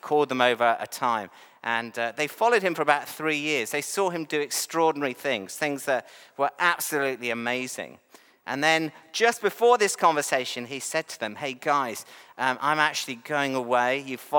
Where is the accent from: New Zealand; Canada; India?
New Zealand; also born or lived in England; I actually have dual nationality, so I am a Kiwi. I'm also English.